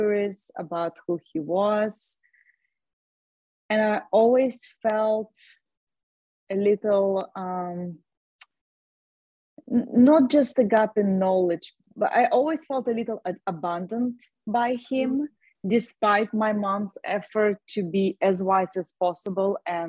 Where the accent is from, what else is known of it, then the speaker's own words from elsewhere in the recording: Russia; moved away as an adult; also born or lived in Ireland / California; now in Austin, United States; I was born in Russia. When I was 19, I moved to Ireland